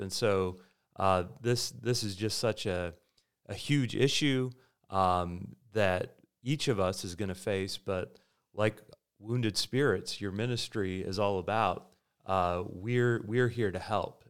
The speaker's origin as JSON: {"language": "English", "country": "United States", "said": "As Americans"}